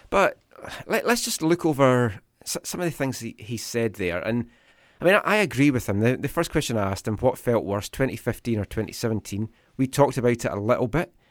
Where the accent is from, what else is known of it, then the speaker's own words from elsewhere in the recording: Thunder Bay, Ontario, Canada; I'm from Ontario.